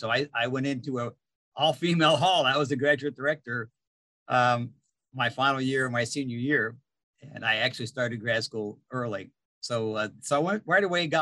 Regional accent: Niles, Ohio, United States; I grew up in Niles, Ohio

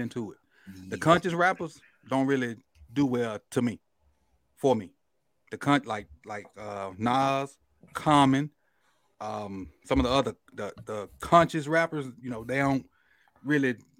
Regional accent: the South, United States; I'm from the South, and that's what I grew up around

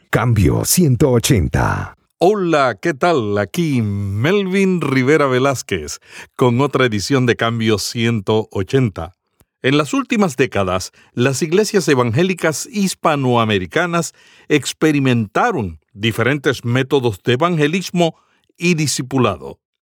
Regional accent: Puerto Rico; En el Caribe, en Puerto Rico, le decimos las hermanitas del moño.

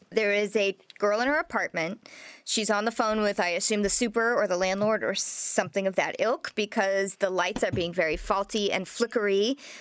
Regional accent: Nebraska, United States; I'm from Nebraska. I was born in Nebraska, so being from Nebraska

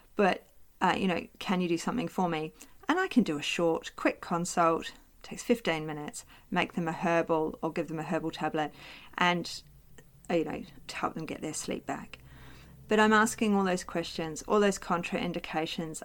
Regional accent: New Zealand; now in Australia; live in Australia, I am Australian now, as well as being a New Zealander.

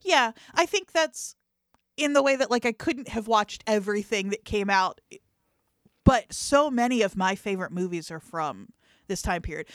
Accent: New Jersey, United States; in South Jersey, at least the part that I was from

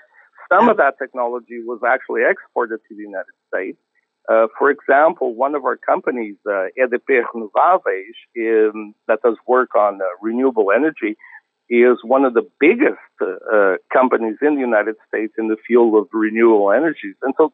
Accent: Portugal

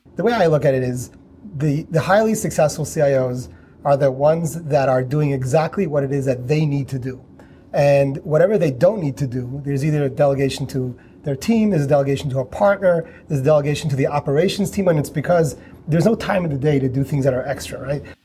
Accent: New York, United States; I'm from New York

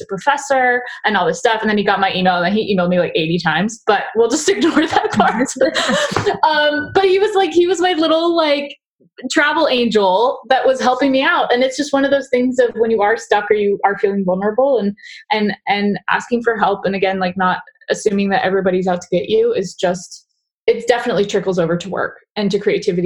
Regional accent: Southern California, United States; growing up in Southern California, and like reasonably so, like we grow up with like a severe stranger danger

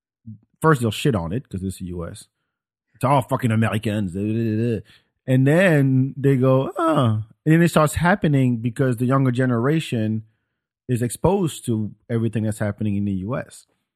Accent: France; This is in France.

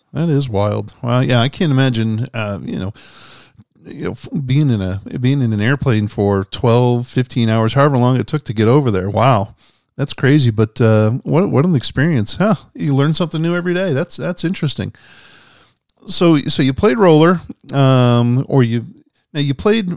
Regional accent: Edmond, Oklahoma, United States; I grew up in Edmond

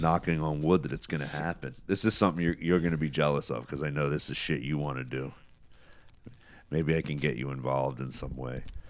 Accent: United States; being an American

